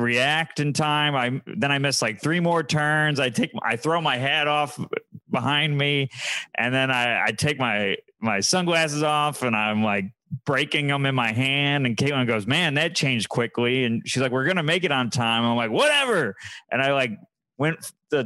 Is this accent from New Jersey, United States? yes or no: no; Syracuse, New York, United States; I'm from Syracuse where it's not gray one day out of the year